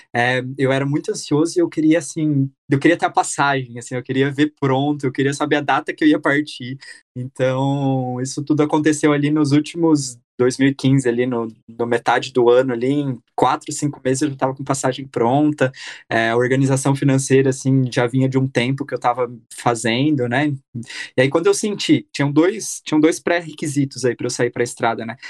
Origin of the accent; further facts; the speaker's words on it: Brazil; moved away as an adult; also born or lived in Myanmar; eu tinha 23, ali com 24, 25 eu saí do Brasil